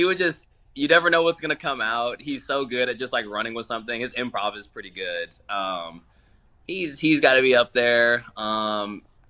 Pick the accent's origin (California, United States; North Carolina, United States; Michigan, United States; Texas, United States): California, United States; Oakland; I'm from the Oakland area